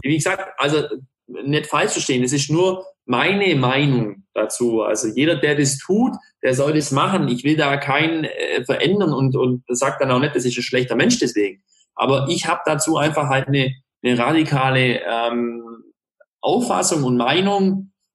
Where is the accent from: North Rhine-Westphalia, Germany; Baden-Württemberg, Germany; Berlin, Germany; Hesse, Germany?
Baden-Württemberg, Germany; Ulm; in Ulm, ähm, also wo ich herkomme